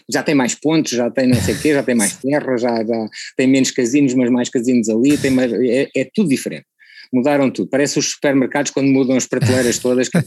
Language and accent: Portuguese; Macau; born there; assim, é para todos os efeitos é o sítio onde eu nasci, não é?